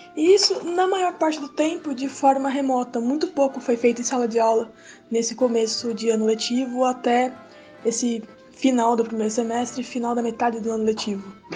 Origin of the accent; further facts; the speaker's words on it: São Paulo, Brazil; eu sou de São Paulo, capital